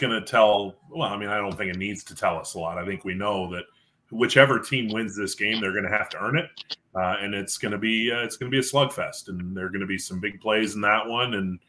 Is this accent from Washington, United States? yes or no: yes; Eastern Washington, United States; I'm from Eastern Washington